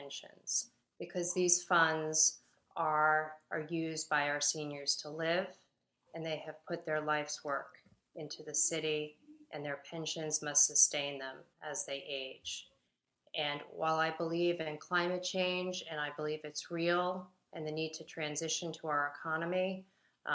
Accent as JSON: {"language": "English", "area": "Long Island", "region": "New York", "country": "United States", "tie": "born or raised there", "moved": "as an adult", "lives_now": "New York City, United States", "said": "I grew up on Long Island"}